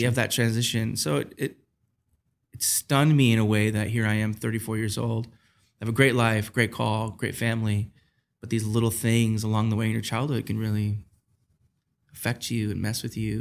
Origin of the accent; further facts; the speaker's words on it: Taylor, Michigan, United States; I grew up in Michigan in a, a, city called Taylor, which is about ten minutes south of Detroit